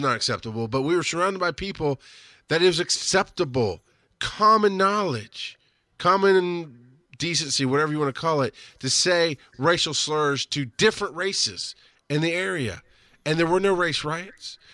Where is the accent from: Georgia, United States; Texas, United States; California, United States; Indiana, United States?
Georgia, United States; southern rural; also born or lived in Florida; I've lived in Georgia and southern rural farm Georgia many of my formative years